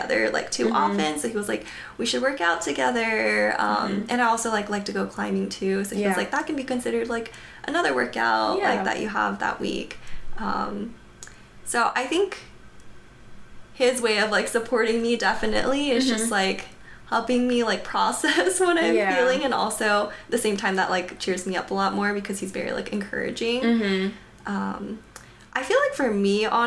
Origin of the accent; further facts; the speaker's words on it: Atlanta, Georgia, United States; moved away; I'm from Atlanta